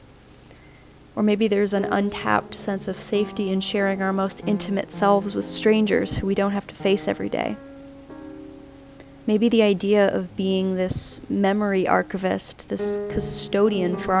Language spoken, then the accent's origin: English; Southern California, United States; moved away as an adult; also born or lived in Oregon; I've recently moved back to my hometown in Southern California after living in Oregon for several years while going to school